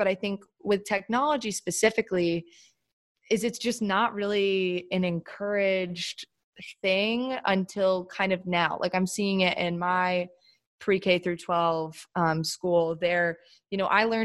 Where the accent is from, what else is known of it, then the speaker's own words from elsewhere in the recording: the South, United States; moved away as an adult; also born or lived in Chapel Hill, North Carolina; now in New York, United States; I grew up in the South.